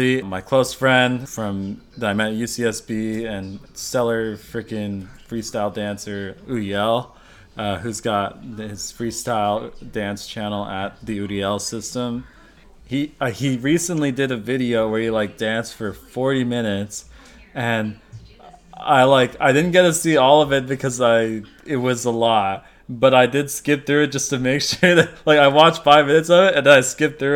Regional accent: United States; being an American

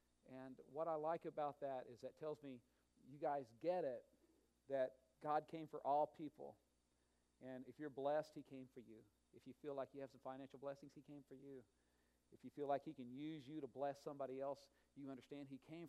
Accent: Oklahoma, United States; I'm from Oklahoma, just common, everyday, no money in the family, really.

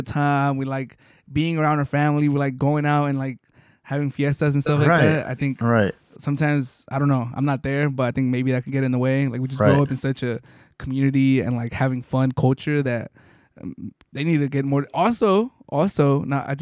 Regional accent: Mexico; as a Mexican hearing people talk about Mexico and seeing it and growing up in Mexico

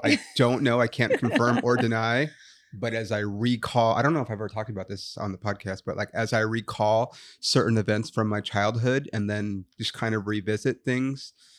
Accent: Los Angeles, California, United States; because I grew up we lived in East LA for a while, and then we moved out to the IE.

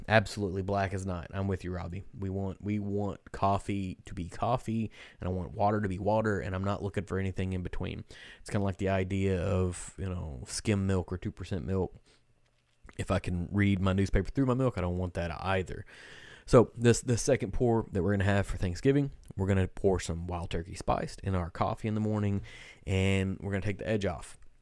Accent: Kentucky, United States; we're from Kentucky

